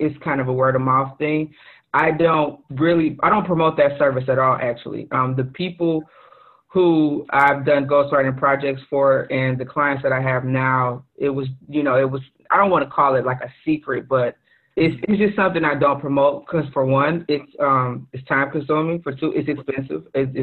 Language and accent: English; Detroit, Michigan, United States; Born and raised in Detroit, Michigan. Still live in the area.